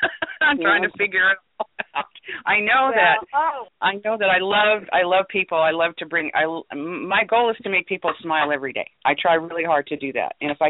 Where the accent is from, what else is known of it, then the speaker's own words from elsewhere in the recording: Las Vegas, Nevada, United States; well, I was raised in Vegas